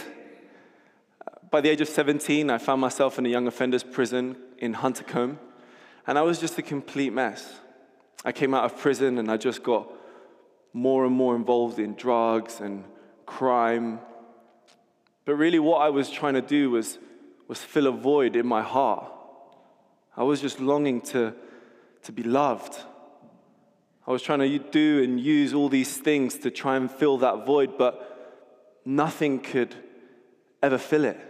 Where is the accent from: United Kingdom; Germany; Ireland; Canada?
United Kingdom; London; also born or lived in Miami; my grandmother, who lived here in London, brought me over from America, brought me to London, and I got to grow up around my extended family